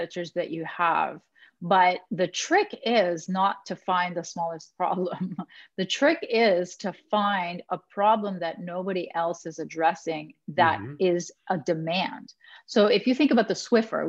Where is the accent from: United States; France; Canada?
Canada; I am Canadian. We're very nice.